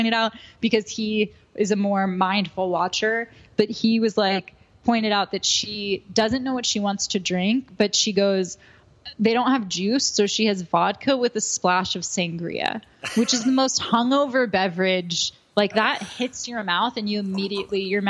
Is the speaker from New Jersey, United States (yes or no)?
yes; New Jersey, United States; I'm from New Jersey